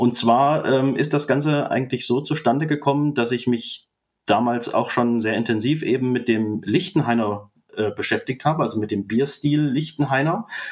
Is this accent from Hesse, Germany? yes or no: yes; near Fulda, East Hesse, Germany; moved away as an adult; now in Jena, Germany; bin ursprünglich aus Osthessen, aus der Nähe von Fulda, dort aufgewachsen und die ersten 22 Jahre meines Lebens habe ich dort verbracht